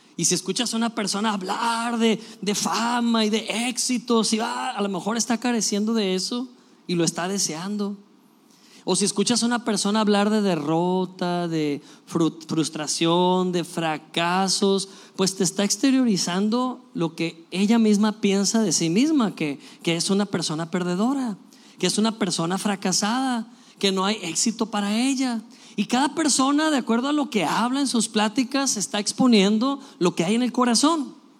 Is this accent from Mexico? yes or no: yes; Mexico; somos mexicanos